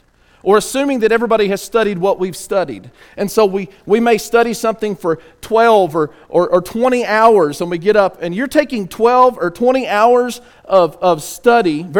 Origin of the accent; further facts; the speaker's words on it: West Texas, United States; I'm from West Texas too